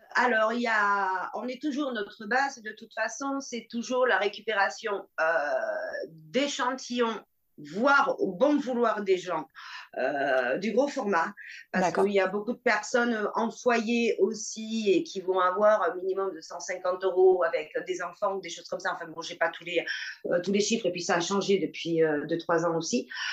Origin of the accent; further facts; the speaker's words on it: Bordeaux, Nouvelle-Aquitaine, France; je suis bordelaise